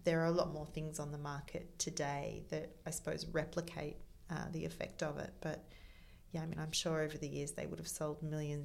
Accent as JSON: {"language": "English", "town": "Melbourne", "region": "Victoria", "country": "Australia", "tie": "born or raised there", "also_born_or_lived": "Sydney", "moved": "as an adult", "said": "I was born in Melbourne. I moved to Sydney before my 19th birthday."}